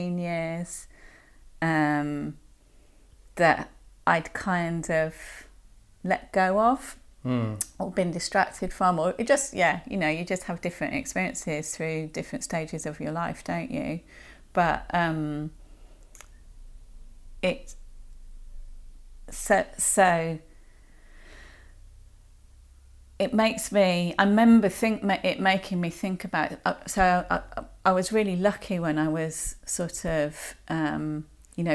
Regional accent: Birmingham, West Midlands, United Kingdom; I grew up in Birmingham

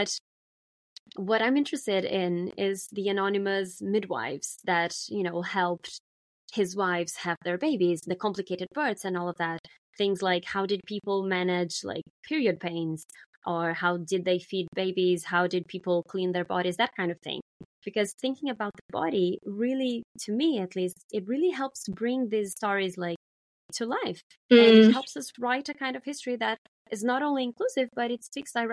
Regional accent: Brazil; moved away; my life in, you know, growing up in Brazil

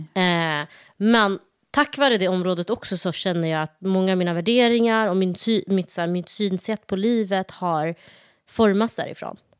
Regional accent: Malmö, Skåne, Sweden; moved away as an adult; also born or lived in Somalia; now in Stockholm, Sweden; uppväxt i Malmö, gått i skola där, gymnasiet där

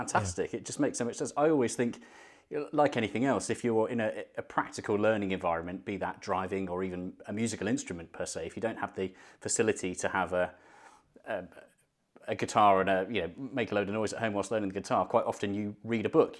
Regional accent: London, United Kingdom; moved away as an adult; now in Birmingham, United Kingdom; I grew up in London and my, did my driving test in southwest London

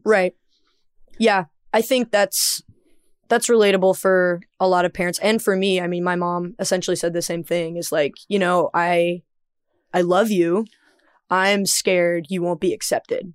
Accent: the American South, United States; as a Southerner

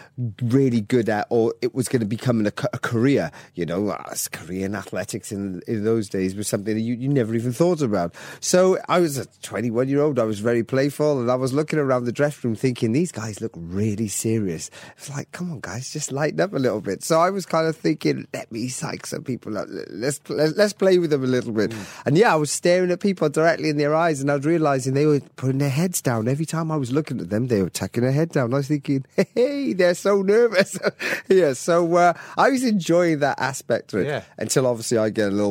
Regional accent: Welsh, Wales, United Kingdom; Even as Welsh

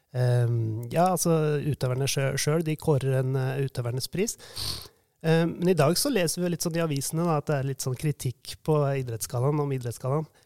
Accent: Hamar, Innlandet, Norway; Jeg vokste jo opp her på Hamar

